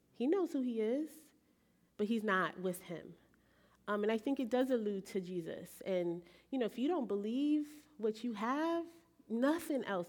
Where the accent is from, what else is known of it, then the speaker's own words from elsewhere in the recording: Belize; moved away; I grew up in Belize um, when I was in high school, and so we did Caribbean literature and English literature from England.